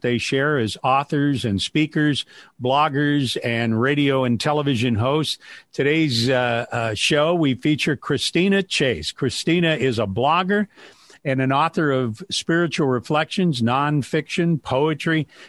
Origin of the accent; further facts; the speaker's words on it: Wadsworth, Ohio, United States; here in my hometown, Wadsworth